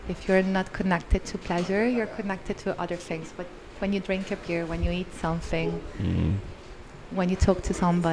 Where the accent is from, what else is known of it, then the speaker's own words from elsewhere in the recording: Rome, Lazio, Italy; I am from Rome, so I grew up here all my life